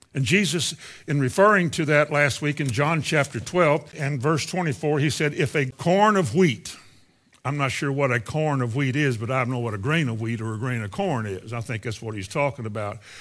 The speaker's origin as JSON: {"language": "English", "region": "Indiana", "country": "United States", "tie": "born or raised there", "said": "the Christian church I grew up in Indiana"}